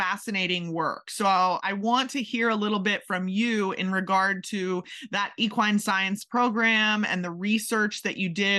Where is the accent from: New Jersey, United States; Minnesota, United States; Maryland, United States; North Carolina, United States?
Maryland, United States; moved away as an adult; also born or lived in Kentucky; I grew up in Maryland